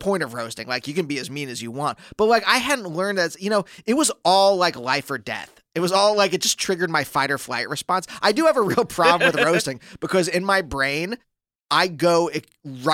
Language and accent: English; Pennsylvania, United States; that's kind of how we're from Pennsylvania.